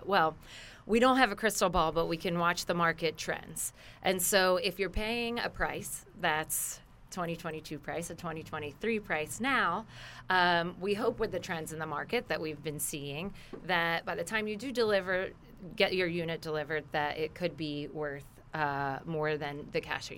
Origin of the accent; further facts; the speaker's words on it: New Jersey, United States; moved away as an adult; I'm from New Jersey, although I've been here for 20 years